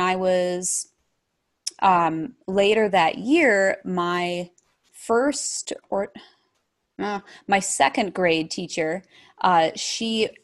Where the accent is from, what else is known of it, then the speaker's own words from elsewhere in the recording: Verona, New York, United States; I grew up in Verona, New York, which is about, people hear, oh, wow, New York. It's about 5 hours from New York City